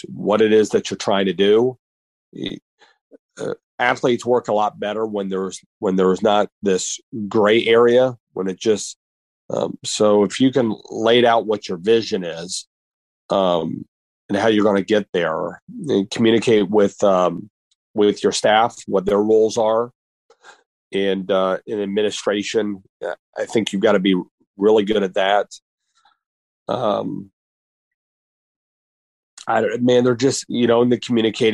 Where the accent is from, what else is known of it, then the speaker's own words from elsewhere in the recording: Muncie, Indiana, United States; moved away; Ball State, because that was my hometown